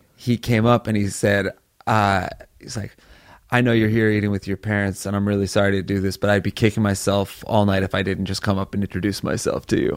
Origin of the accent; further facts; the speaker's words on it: New Haven, Connecticut, United States; moved away; New Haven, my hometown show.